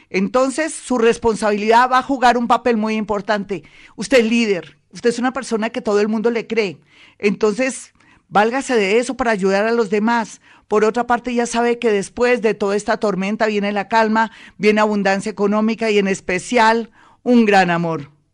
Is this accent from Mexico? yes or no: no; Colombia; nosotros los colombianos